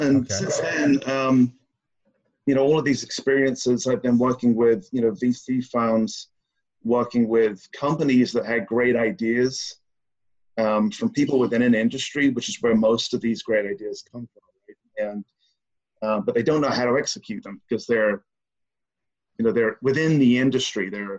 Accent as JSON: {"language": "English", "region": "South East England", "country": "United Kingdom", "lives_now": "United States", "said": "I'm from {S5} the southeast of England."}